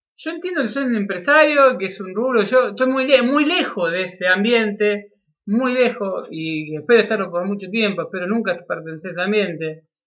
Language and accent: Spanish; Argentina; como argentino